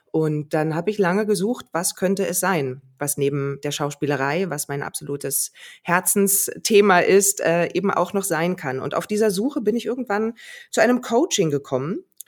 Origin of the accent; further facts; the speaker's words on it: Berlin, Germany; Also dafür liebe ich auch Berlin zu sehr, meine Heimat